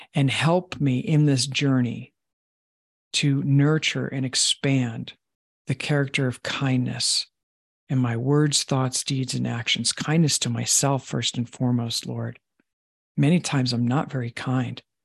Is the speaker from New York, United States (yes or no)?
yes; Long Island, New York, United States; I was raised in Long Island